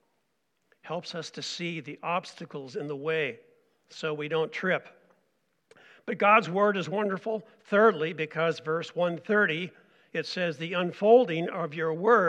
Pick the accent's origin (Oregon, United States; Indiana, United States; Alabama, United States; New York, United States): Oregon, United States; also born or lived in Montana / St. Paul, Minnesota; now in Reamer; I'm an Oregon boy. I grew up in Oregon